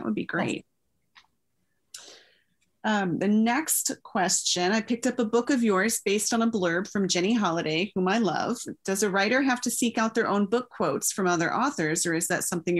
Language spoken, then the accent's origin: English; Texas, United States; moved away as an adult; now in Minnesota, United States; I grew up in Texas, and love brought me to Minnesota is what I always say, because my husband took a job here, and so I followed him here and we got married.